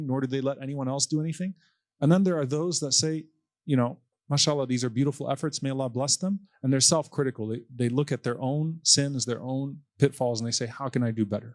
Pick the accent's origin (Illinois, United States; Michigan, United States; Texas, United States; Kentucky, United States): Texas, United States; our restaurants in Texas